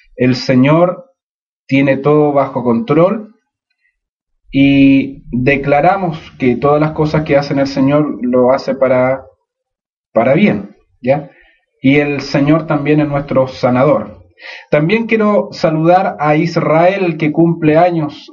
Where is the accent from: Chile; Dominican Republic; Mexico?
Chile; nosotros como chilenos